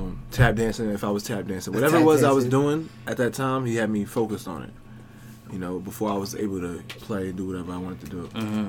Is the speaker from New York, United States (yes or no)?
yes; Uniondale, New York, United States; also born or lived in Cambria Heights, Queens; But then I moved to Queens, really super young still. And I moved to Long Island, Uniondale. And you know, Uniondale is where it's at, man. That's where I'm from.